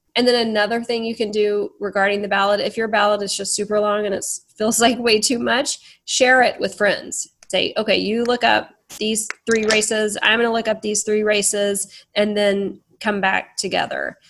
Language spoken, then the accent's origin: English; Texas, United States; I was born in Texas as a white woman